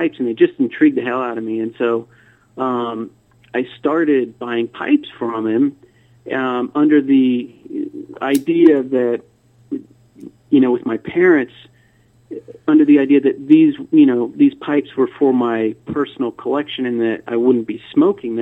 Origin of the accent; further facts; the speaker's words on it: DeLand, Florida, United States; moved away as an adult; also born or lived in Savannah, Georgia; I grew up in a little town called DeLand, Florida.